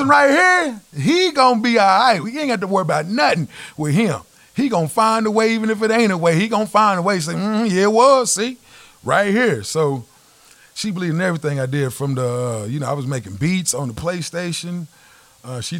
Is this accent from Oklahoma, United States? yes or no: yes; Midwest City, Oklahoma, United States; I'm from the Mid-Dub. I'm from, you know, Midwest City Spence area.